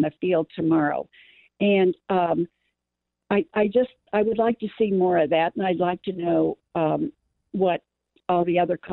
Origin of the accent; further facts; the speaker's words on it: St. Louis, Missouri, United States; moved away; I was born in St. Louis, grew up there, and in the 40s and 50s when I was growing up, you were dipped into the river of Cardinals